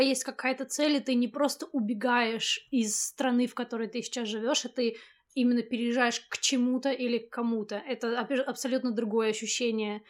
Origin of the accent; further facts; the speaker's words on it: Moscow, Russia; moved away as an adult; also born or lived in Samara; now in Leeds, United Kingdom; Вообще я родилась в Самаре, а потом я переехала в Москву, когда мне было, по-моему, 6 лет